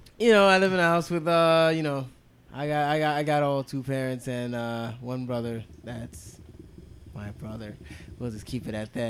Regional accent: New York City, New York, United States; I grew up in Queens, you know.

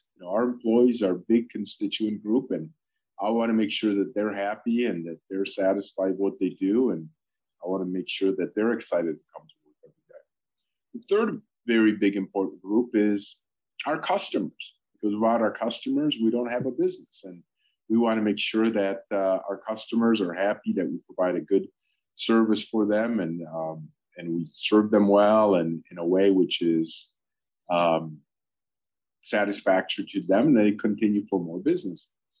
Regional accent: Michigan, United States; English is a second language; also born or lived in Poland; Well, I mean, I grew up in Michigan. As some of you know, I actually immigrated to the U.S. from Poland when I was 11.

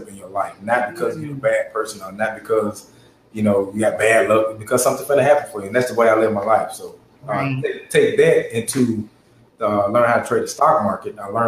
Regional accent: Gary, Indiana, United States; born there; Well, no, I was born in Gary, Indiana.

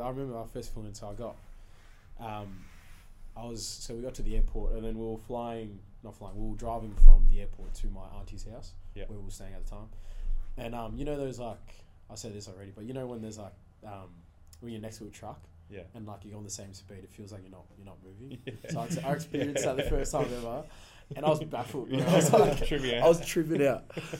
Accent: Morwell, Victoria, Australia; English is a second language; So we got to Morwell. So that's where I grew up.

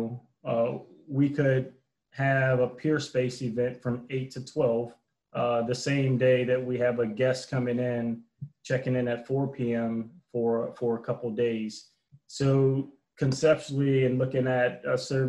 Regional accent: New Orleans, Louisiana, United States; I'm originally from New Orleans, active duty military

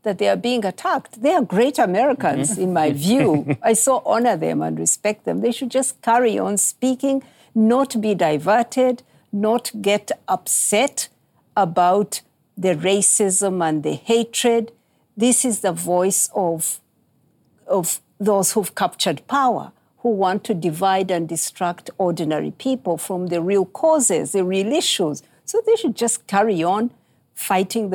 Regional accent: Uganda; where I come from, I'm from Uganda in East Africa.

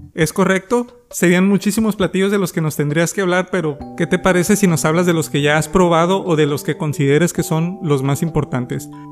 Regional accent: Mexico; nos define como mexicanos

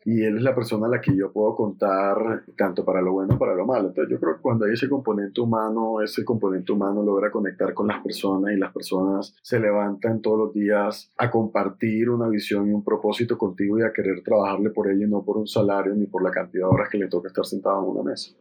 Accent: Barranquilla, Atlántico, Colombia; also born or lived in Cali; yo nací en Cali, más sin embargo, yo me considero barranquillero, yo soy barranquillero

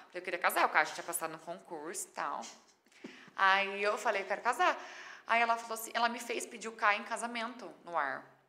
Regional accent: Mirassol, São Paulo, Brazil; also born or lived in São José do Rio Preto; Eu sou de Mirassol

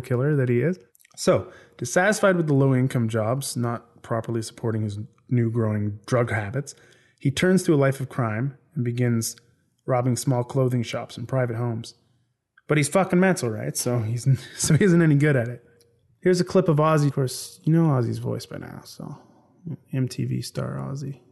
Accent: Canada; now in Ireland; I'm from Canada originally

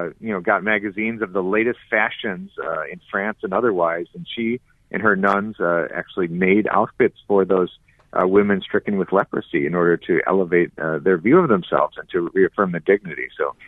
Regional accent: Detroit, Michigan, United States; I'm from Detroit, but St. John Neumann was the very first male saint from the United States to have lived here.

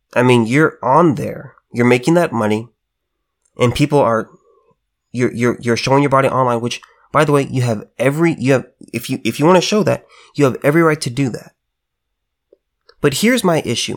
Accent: California, United States; as a California native, I just gotta say this. There will always be, there will always be a piece of California within me. Born, raised, lived here

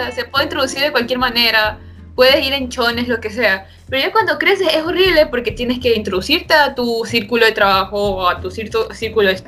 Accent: Brazil; yo soy la prima de esta man y yo también, o sea, también {S0} soy de Brasil.

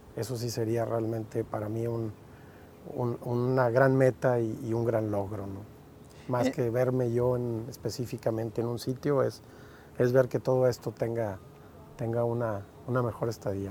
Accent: Montemorelos, Nuevo León, Mexico

